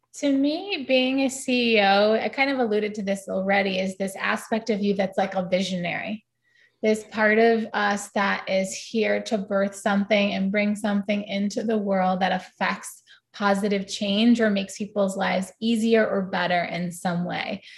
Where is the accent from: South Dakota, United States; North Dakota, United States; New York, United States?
New York, United States; New York City; growing up in New York City